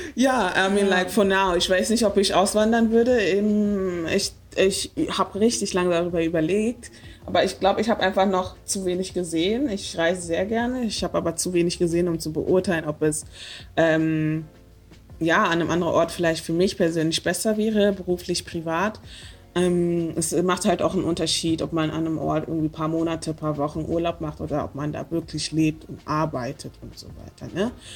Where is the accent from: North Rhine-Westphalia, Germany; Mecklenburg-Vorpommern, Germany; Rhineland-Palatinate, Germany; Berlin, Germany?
Berlin, Germany; ich bin Berlinerin